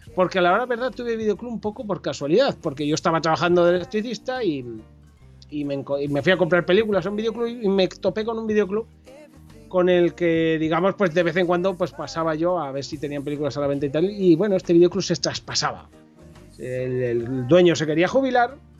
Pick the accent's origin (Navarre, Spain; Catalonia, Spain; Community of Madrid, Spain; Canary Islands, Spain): Navarre, Spain; Corella; now in Pamplona, Spain; yo nací en un pueblo de la Ribera Navarra llamado Corella, que, está cerca de Tudela, para aquellos que a lo mejor les pueda sonar algo más Tudela. Eh, estuve allí eh, hasta los 20 años que me fui a vivir a Pamplona